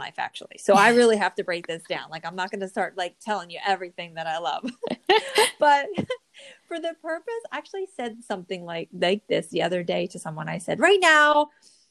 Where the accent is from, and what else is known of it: New Jersey, United States; born or raised there